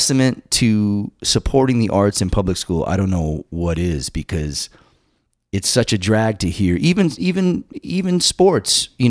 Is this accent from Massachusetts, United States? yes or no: yes; Massachusetts, United States; I too benefited from a pretty robust music program in this little town that I grew up in Massachusetts.